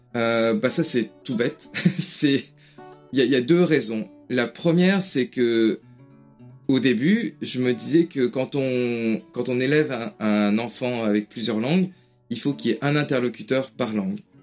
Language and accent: French; Paris region, Île-de-France, France; first language French and Japanese; moved away as an adult; now in England, United Kingdom; J'ai grandi en France avec le français et le japonais